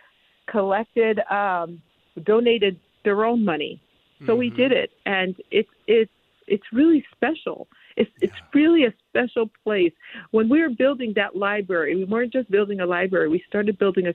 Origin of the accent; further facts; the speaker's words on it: New York, United States; moved away; also born or lived in Connecticut; I grew up in New York. I grew, and then my parents moved to Connecticut